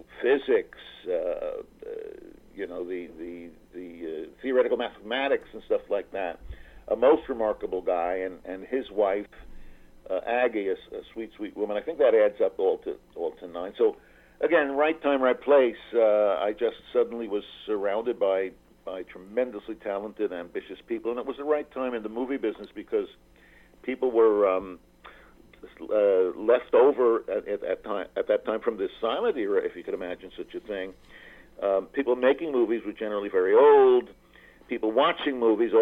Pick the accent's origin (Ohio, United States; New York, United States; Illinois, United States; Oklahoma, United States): New York, United States; accent: New York; moved away as an adult; now in California, United States; I'm a Jew from Queens, I grew up in New York